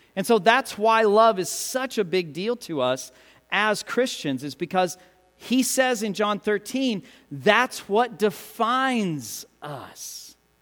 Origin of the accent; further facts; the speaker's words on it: United States; us as Americans, as English speakers